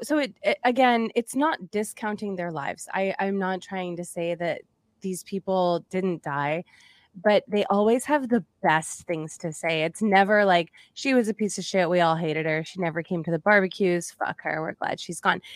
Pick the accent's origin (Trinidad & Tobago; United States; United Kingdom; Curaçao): United States; Massachusetts; moved away; also born or lived in Indiana; I'm from Massachusetts, so I'm, I'm from the East Coast as well.